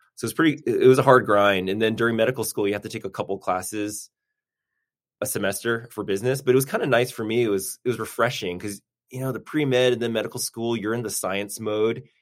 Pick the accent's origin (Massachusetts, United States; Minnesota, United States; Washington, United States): Massachusetts, United States; Newton; also born or lived in Boston; now in Burbank, United States; born and raised in Boston, grew up in Newton, Massachusetts